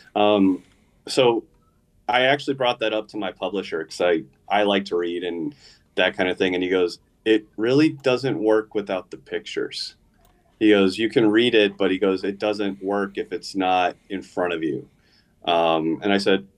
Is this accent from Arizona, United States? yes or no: yes; Gilbert, Arizona, United States; I grew up in Gilbert.